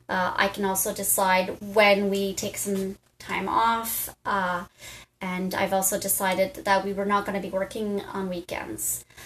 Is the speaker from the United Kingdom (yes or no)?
yes; Bristol, South West England, United Kingdom; So I'm from Bristol and back to the Pontiac now